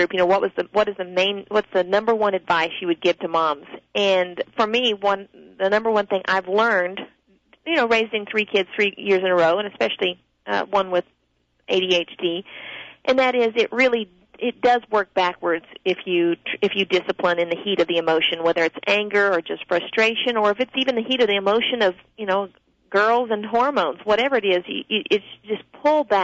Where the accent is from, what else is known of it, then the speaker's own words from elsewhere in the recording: the South, United States; I'm from the South